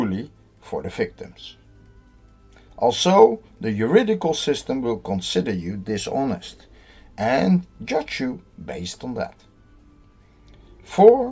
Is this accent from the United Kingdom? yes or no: no; Netherlands; I'm from the Netherlands